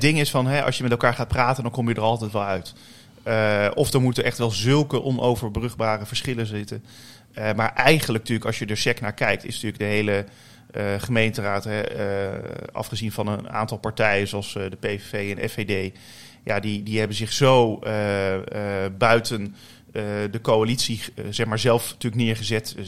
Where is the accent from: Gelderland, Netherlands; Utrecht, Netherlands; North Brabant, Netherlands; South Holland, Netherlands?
South Holland, Netherlands; The Hague; in de wijk eh, Leijenburg ben ik opgegroeid. En daar heb ik eh, tot aan mijn 21ste gewoond